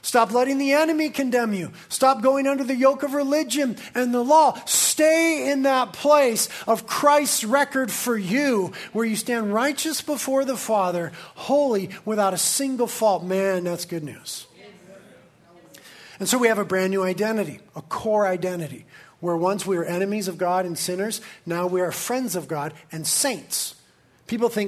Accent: Carpinteria, California, United States; I was born and raised in Carpinteria.

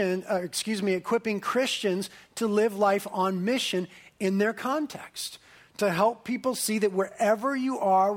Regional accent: Carpinteria, California, United States; I was born and raised in Carpinteria

